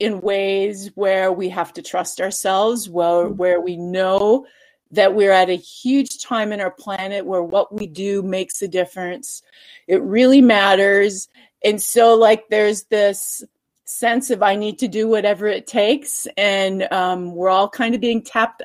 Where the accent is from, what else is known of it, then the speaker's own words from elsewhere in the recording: Minnesota, United States; moved away as an adult; now in Boise, United States; I'm originally from Minnesota